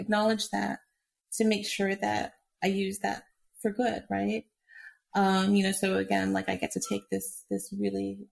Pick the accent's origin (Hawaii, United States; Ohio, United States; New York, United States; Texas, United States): Hawaii, United States; moved away; I grew up in Hawaii